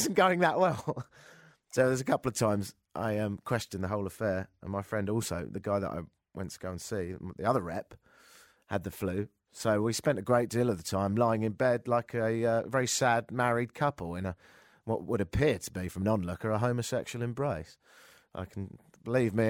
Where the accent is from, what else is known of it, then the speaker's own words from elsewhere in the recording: England, United Kingdom; now in Toronto, Canada; I'm from England